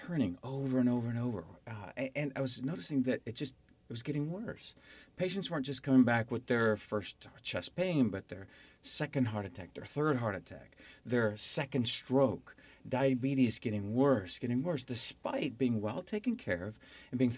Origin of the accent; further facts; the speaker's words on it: Arizona, United States; also born or lived in Nevada; I was born in Nevada, raised in Arizona. I'm definitely an Arizona native